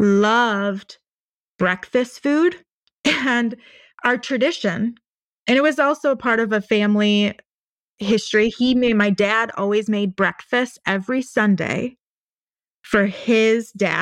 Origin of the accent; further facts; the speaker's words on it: Wisconsin, United States; I'm from Wisconsin